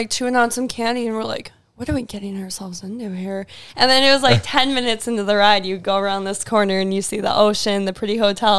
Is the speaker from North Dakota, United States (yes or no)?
yes; Fargo, North Dakota, United States; moved away; I'm from Fargo and it's not super big.